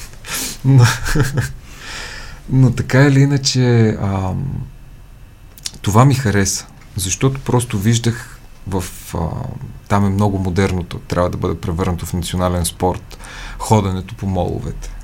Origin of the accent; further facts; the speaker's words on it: Montana, Montana Province, Bulgaria; also born or lived in New York / Sofia; now in Iskar Gorge, Bulgaria; аз съм оттам